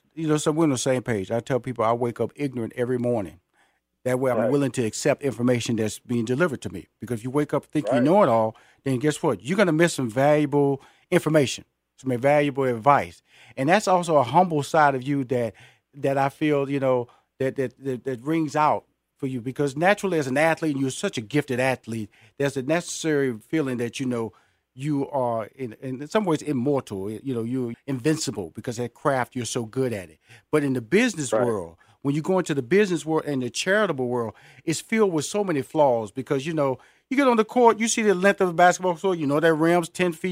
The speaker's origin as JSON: {"language": "English", "town": "Houston", "region": "Texas", "country": "United States", "lives_now": "Atlanta, United States", "said": "Yes, sir. I'm based in Atlanta, but I'm originally from Houston, Texas."}